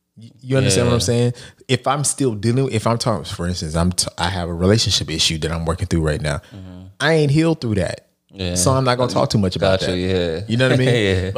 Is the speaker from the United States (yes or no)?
yes; Lancaster, Texas, United States; I may not have grown up in Brownsville, but I grew up in Lancaster, Texas.